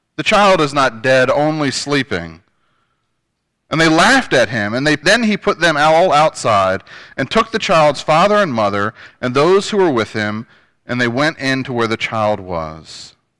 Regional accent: Northern Virginia, United States; moved away; also born or lived in Shenandoah Valley, Virginia / Farmville, Virginia; I come from Northern Virginia, uh, which to some people may not be Virginia

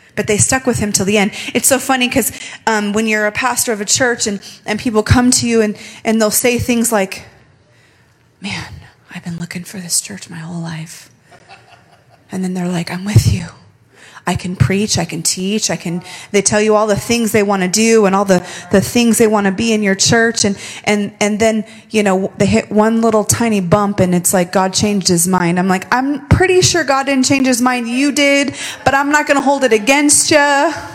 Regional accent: Las Vegas, Nevada, United States; I'm born and raised in Las Vegas

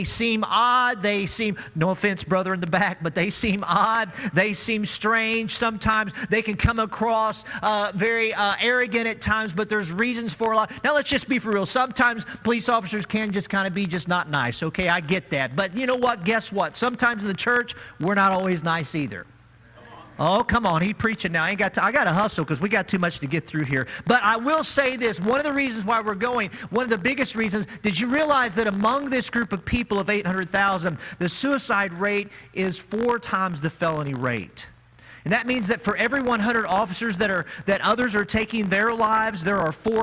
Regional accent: Farmington, Missouri, United States; I am from Farmington, Missouri

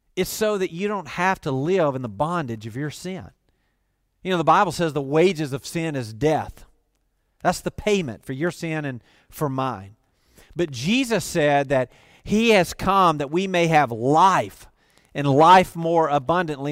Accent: the South, United States; I grew up in the South.

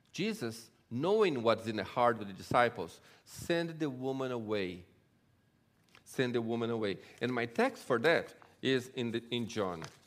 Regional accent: Brazil; also born or lived in Israel; now in LaGrange, United States; I grew up in Brazil and, um, from a Jewish family

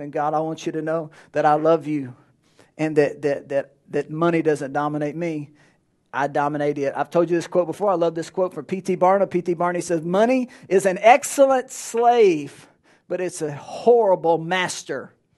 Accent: Alexandria, Louisiana, United States; now in Lake Charles, United States; I grew up in Alexandria

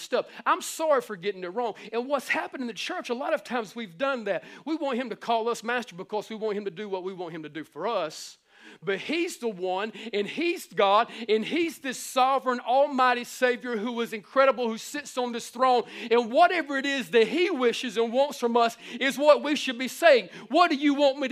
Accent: the Bible Belt, the South, United States; we were born and raised in the Bible Belt, man, we're down here in the South

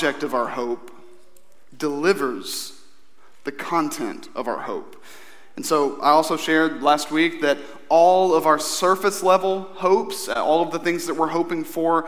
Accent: Eastern Kentucky, United States; growing up in Eastern Kentucky

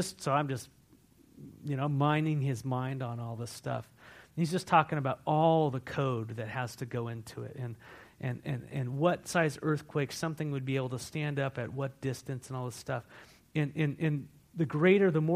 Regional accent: California, United States; now in Walla Walla, United States; I come from California.

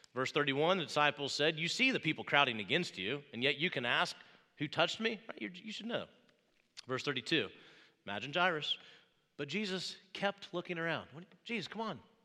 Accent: Wabash, Indiana, United States; moved away; I grew up in Wabash, Indiana, about three and a half hours from here, middle of a cornfield

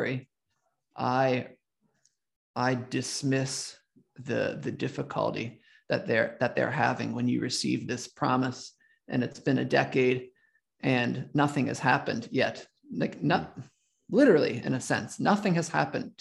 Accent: Southern Lancaster County, Pennsylvania, United States; I grew up generally in Southern Lancaster County

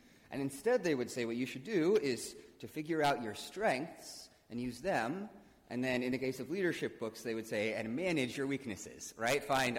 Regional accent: Midwest, United States; I'm a Midwesterner

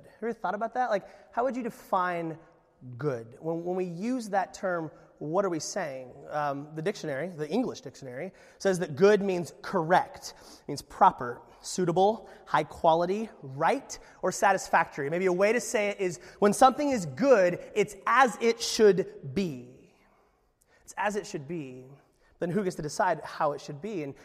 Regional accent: Alaska, United States; I was from Alaska.

